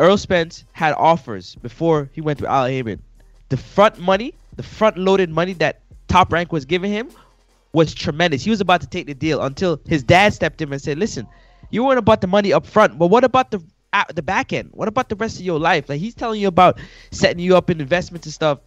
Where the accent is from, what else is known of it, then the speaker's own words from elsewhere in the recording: Canada; I'm the Canadian